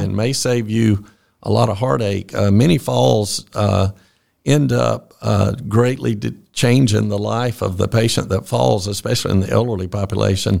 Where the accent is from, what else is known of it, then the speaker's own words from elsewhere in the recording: Fitzgerald, Georgia, United States; also born or lived in Atlanta, Georgia; I grew up in Fitzgerald